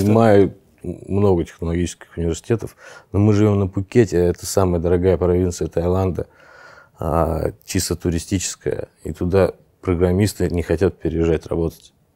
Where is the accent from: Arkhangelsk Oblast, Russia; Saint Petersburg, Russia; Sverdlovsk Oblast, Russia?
Saint Petersburg, Russia; moved away as an adult; now in Phuket, Thailand; Я родился, вырос в Питере